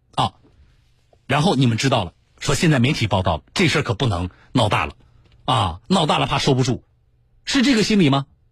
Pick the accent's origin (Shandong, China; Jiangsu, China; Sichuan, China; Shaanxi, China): Jiangsu, China; 我们江苏人